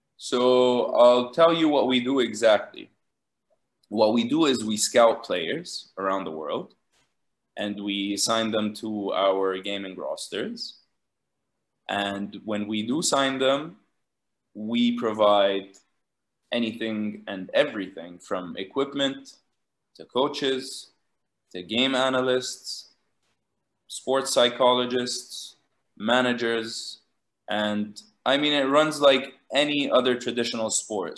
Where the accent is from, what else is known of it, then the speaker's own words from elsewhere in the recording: Jordan; also born or lived in Lebanon / Los Angeles, United States; I grew up in Jordan, and uh, I went to high school here